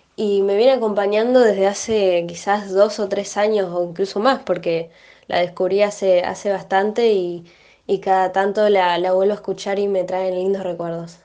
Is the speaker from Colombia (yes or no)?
no; Argentina; como ciudadanos, como argentinos